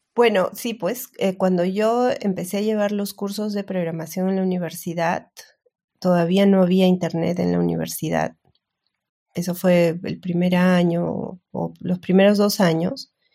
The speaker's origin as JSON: {"language": "Spanish", "country": "Peru", "said": "soy peruana"}